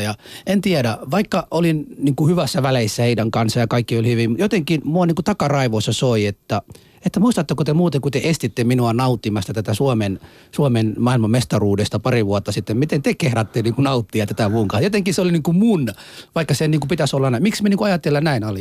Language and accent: Finnish; Somalia; now in Finland; minä olen Somaliasta kotoisin